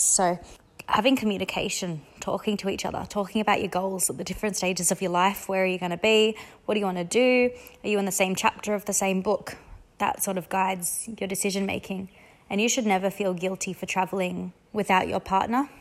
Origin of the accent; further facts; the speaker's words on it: Australia; I'm Australian